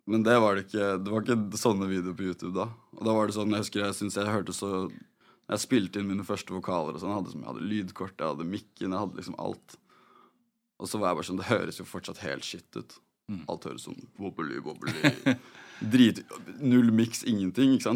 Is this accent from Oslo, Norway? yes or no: yes; Oslo, Norway; Jeg har vokst opp på Adamstuen. Ja. Uh, liksom på Linderen